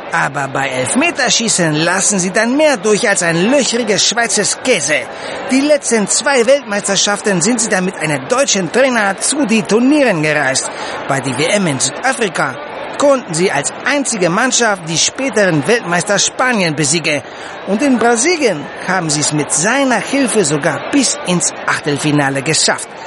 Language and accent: German; Greece; German is a second language; Ich als Grieche sag da nur großes Fehler, ganz großes Fehler.